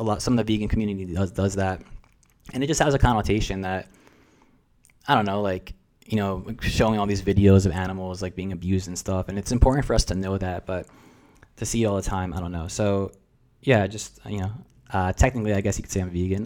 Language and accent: English; New Jersey, United States; first language Russian; English is a second language; moved away as an adult; now in San Diego, United States; I'm a first generation American. And that was a unique experience growing up, like, in New Jersey with Russian parents